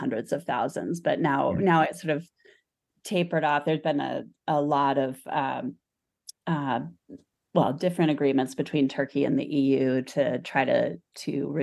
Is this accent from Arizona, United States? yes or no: yes; Arizona, United States; moved away; also born or lived in Stanford; I grew up in Arizona